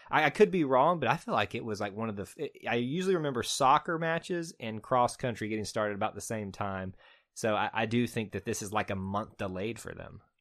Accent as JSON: {"language": "English", "region": "the South", "country": "United States", "accent": "Southern", "said": "my Southern accent"}